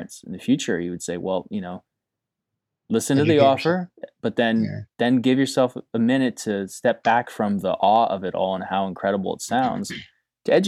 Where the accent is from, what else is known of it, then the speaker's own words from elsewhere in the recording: Pennsylvania, United States; we're both from Pennsylvania